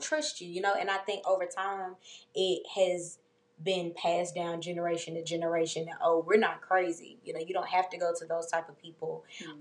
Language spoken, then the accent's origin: English; Memphis, Tennessee, United States; I grew up in White Haven, being in my neighborhood